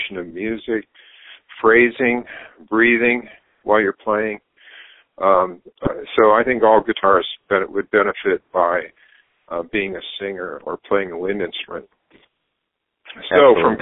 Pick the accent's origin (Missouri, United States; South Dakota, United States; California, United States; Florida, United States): South Dakota, United States; Brookings; moved away as an adult; I was born in South Dakota, Brookings, South Dakota, but I grew up on a farm near there. Until I went off to college